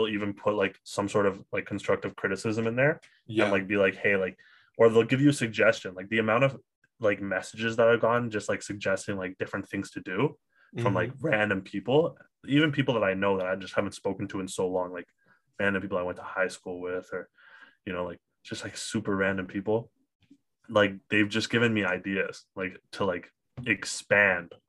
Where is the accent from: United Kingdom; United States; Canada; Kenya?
Canada; Ottawa, Ontario; now in Toronto, Canada; I'm from Ottawa